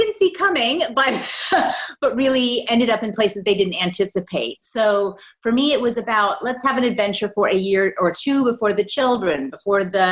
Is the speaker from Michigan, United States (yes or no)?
no; Maryland, United States; moved away as an adult; also born or lived in Australia; now in Scotland, United Kingdom; I did my first degree down back in Maryland, which is where I'm from